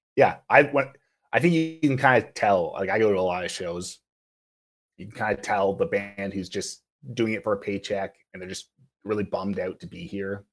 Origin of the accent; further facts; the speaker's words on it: Kingston, Ontario, Canada; moved away as an adult; also born or lived in Kitchener-Waterloo; now in Toronto, Canada; I'm originally from Kingston.